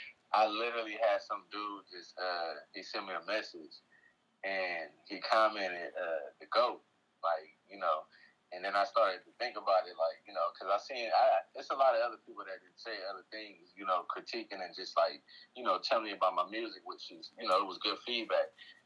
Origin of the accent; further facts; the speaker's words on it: New Orleans, Louisiana, United States; when I came from New Orleans and I, you know, came, you know, I was living in Englewood at that time.